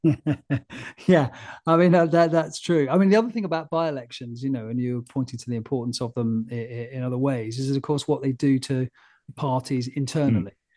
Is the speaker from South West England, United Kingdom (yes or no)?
yes; Frome, South West England, United Kingdom; moved away; Froome, which was where I was born